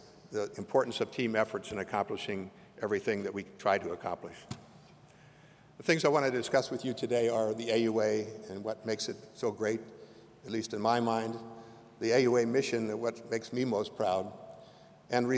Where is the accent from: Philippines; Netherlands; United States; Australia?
United States; Lima, Ohio; now in Chicago, United States; I was born in Lima, Ohio, a small town in the northwestern part of that state